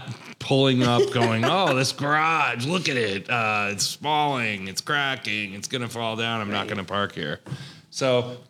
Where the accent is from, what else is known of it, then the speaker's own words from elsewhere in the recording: Lake George, New York, United States; moved away; I'm from New York